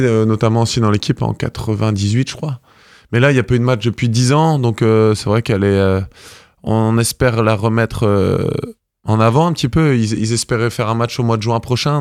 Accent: Brittany, France; now in Normandy, France; quand on est breton, c'est une identité. Et c'est vrai que j'ai du mal à à m'en séparer. Donc, je resterai breton.

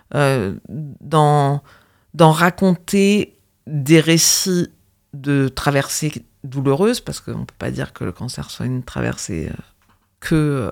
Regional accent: Normandy, France; j'ai vécu mon enfance en Normandie

